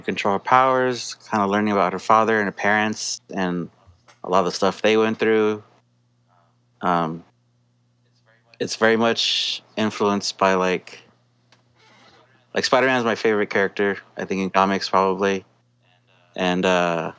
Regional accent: Southern California, United States; growing up in SoCal, being in a punk scene, getting out of high school

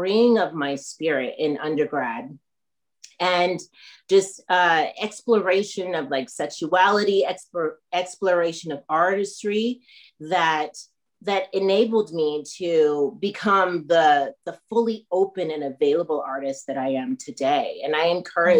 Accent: Northern California, United States; moved away as an adult; also born or lived in Haiti; now in Chicago, United States; I was born in Haiti, grew up in Northern California, and I grew up in a white family

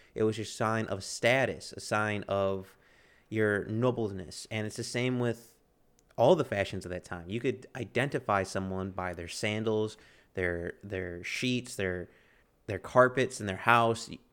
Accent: United States; I'm an American

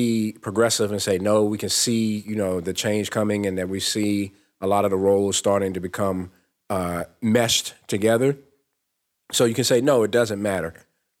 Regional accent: North Carolina, United States; North Carolina, my home state

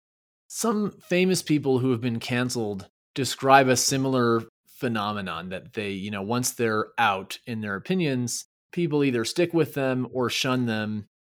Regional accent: Quebec, Canada; first language English; moved away; I grew up in Quebec as part of the English linguistic minority.

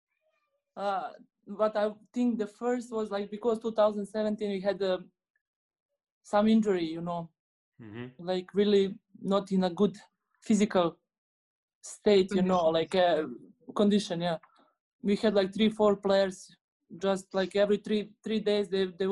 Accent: Bosnia & Herzegovina; English is a second language; moved away; I'm from Bosnia.

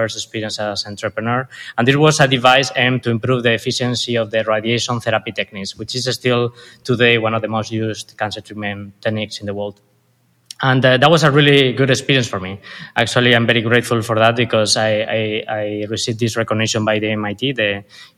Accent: Spain; accent: Spanish; English is a second language; moved away as an adult; now in Los Angeles, United States; I was born and raised in Spain, as you can tell by now by my accent.

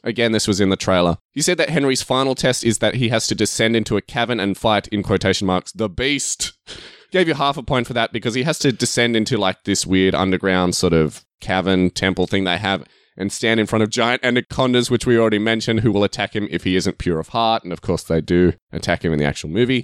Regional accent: Australia; I'm Australian

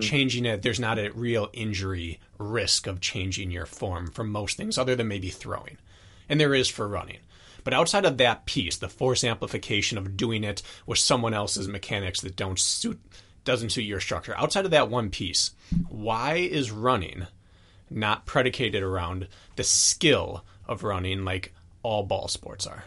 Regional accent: Wisconsin, United States; I'm from Wisconsin

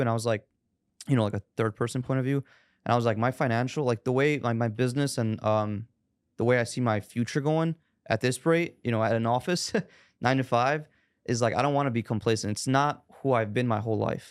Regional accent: Chicago, Illinois, United States; born and raised in Chicago

